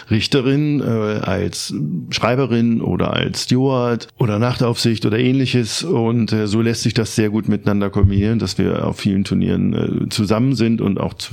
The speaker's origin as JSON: {"language": "German", "country": "Germany", "tie": "born or raised there", "said": "Ich bin aufgewachsen in ostdeutsch Das ist eine kleine Stadt in der Nähe von Bremen."}